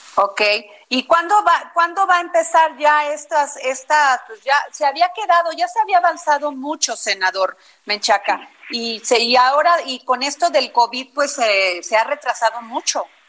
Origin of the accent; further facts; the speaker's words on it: Vega de Alatorre, Veracruz, Mexico; moved away; allá en mi pueblo, Vega de la Torre, Veracruz